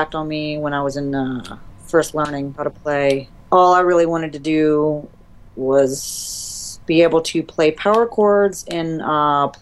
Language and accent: English; Greensboro, North Carolina, United States; now in Savannah, United States; I'm from Greensboro, North Carolina.